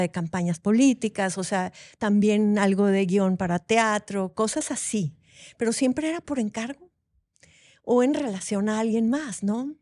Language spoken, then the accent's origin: Spanish; Monterrey, Nuevo León, Mexico; soy de aquí de Monterrey, de este calor